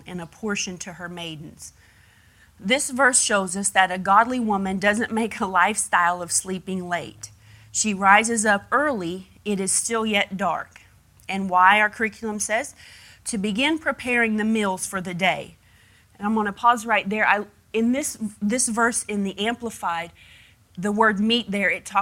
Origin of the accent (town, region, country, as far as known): United States